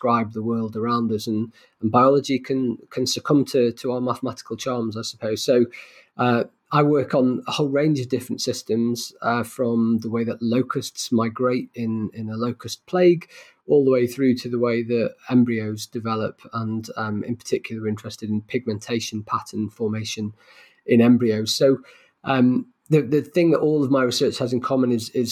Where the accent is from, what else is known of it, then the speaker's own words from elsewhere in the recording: Manchester, North West England, United Kingdom; Manchester, my hometown